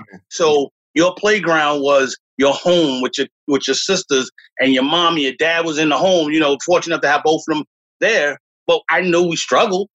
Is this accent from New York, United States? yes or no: yes; New York City, New York, United States; moved away as an adult; now in South Brunswick, United States; I grew up in the South Bronx